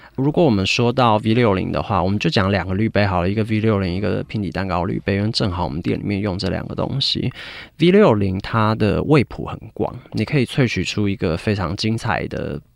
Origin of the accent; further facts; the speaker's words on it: United Kingdom; 我在英国长大，我其实十二岁就去英国了